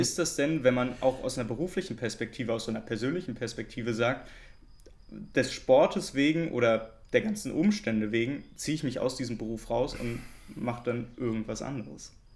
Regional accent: Berlin, Germany; weil ich Köpenicker bin oder besser Friedrichshagener

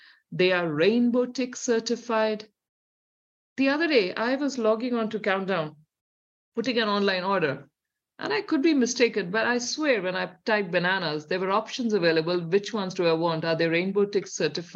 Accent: India; accent: Indian; moved away as an adult; now in New Zealand; if you hear by my accent, there's a definite Indian here, which is still deep in me

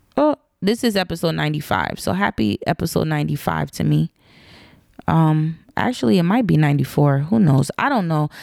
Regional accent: United States; my parents were African, they weren't necessarily intentional and I don't think they knew the nuances that growing up in Black America can sometimes create amongst kids

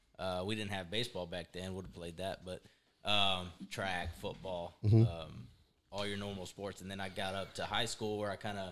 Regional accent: Devine, Texas, United States; also born or lived in San Antonio, Texas; Well, I consider myself from Devine. We moved here in fourth grade from San Antonio. So okay. Pretty much raised here throughout those major years, you know, middle school years, things like that, high school years. So I consider myself a Devine native.

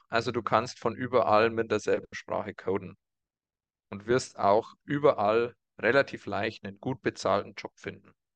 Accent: around Burghausen, Bavaria, Germany; aus der Region, aus der wir kommen, so muss ich sagen ähm, um Burghausen rum

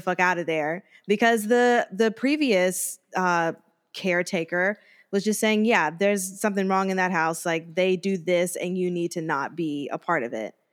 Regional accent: United States; that's only, like, an hour and a half from my hometown

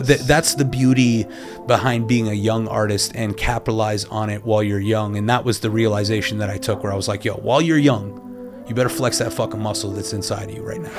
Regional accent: Canada; also born or lived in New York; now in Los Angeles, United States; I'm Canadian

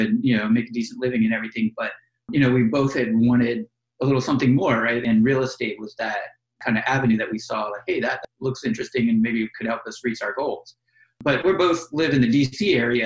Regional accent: Florida, United States; now in Washington, D.C., United States; I'm originally from Florida and I live near Orlando.

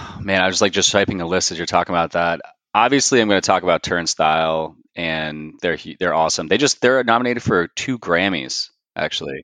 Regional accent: New Jersey, United States; moved away as an adult; now in Raleigh, United States; I'm originally from Jersey, but currently, for the last seven years, I've been living in Raleigh, North Carolina

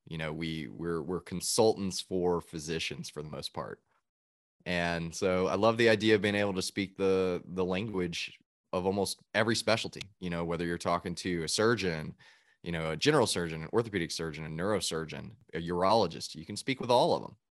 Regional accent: Chattanooga, Tennessee, United States; moved away as an adult; also born or lived in Georgia; now in Nashville, United States; I'm originally from Chattanooga, Tennessee

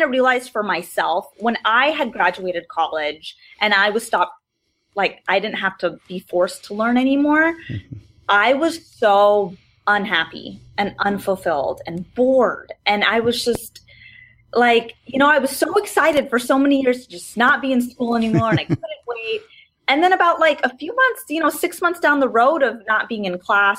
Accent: Arizona, United States; moved away as an adult; also born or lived in Washington, D.C.; I grew up in Arizona most of my life

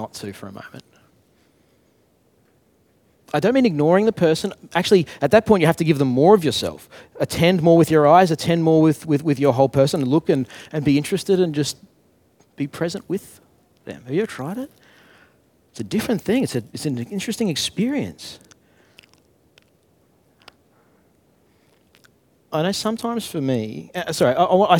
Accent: Brisbane, Queensland, Australia; I'm from Brisbane.

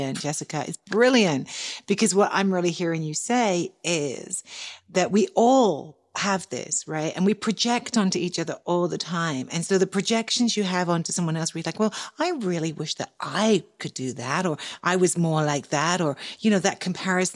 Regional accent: England, United Kingdom; accent: English

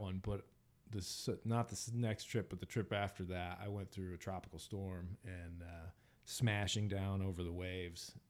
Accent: United States; as an American

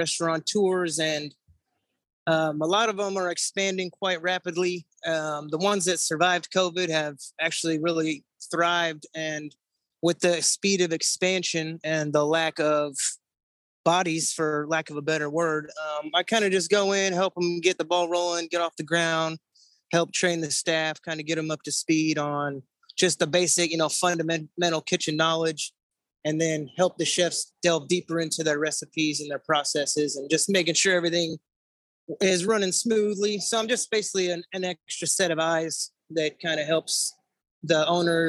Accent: San Francisco Bay Area, California, United States; now in Columbia, United States; I grew up in the San Francisco Bay Area

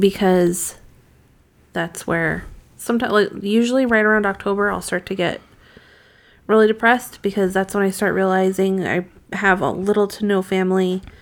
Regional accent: Massachusetts, United States; growing up in Massachusetts when I used to be outside alone for hours

